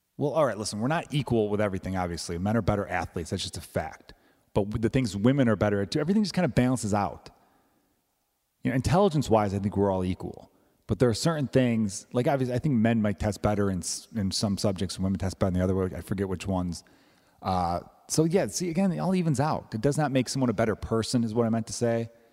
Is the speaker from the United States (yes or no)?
yes; Chicago, Illinois, United States; I grew up in Chicago